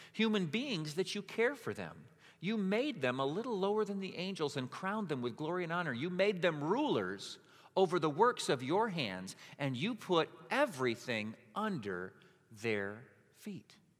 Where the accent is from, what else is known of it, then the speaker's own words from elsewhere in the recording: Hudsonville, Michigan, United States; I lived on the line of Hudsonville